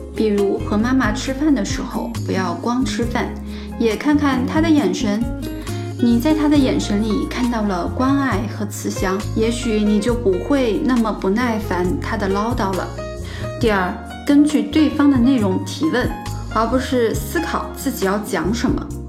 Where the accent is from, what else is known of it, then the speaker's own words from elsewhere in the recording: southern China, China; moved away as an adult; also born or lived in Xi'an; 我从小就在南方长大，在西安上的大学